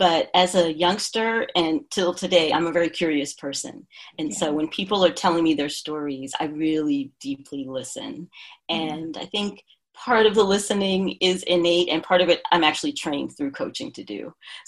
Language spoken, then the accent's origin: English; New York, United States; also born or lived in Philadelphia / New Jersey; now in California, United States; I'm from the East Coast originally, born in New York, and lived a couple of places up and down the coast. I lived in Philadelphia, New Jersey, and then in 2015, relocated to the West Coast.